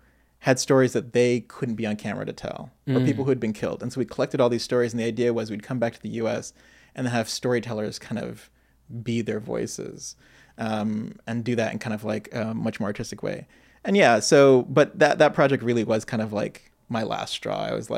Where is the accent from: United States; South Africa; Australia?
United States; I'm Black American. My dad's originally from Detroit. My parents, my mom is from Tuskegee, Alabama.